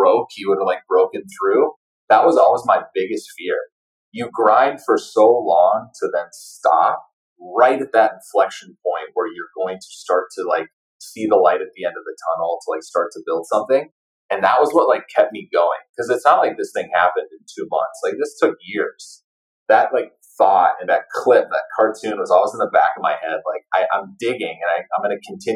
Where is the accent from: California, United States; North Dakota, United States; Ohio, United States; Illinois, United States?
North Dakota, United States; moved away; I'm from North Dakota, like small town North Dakota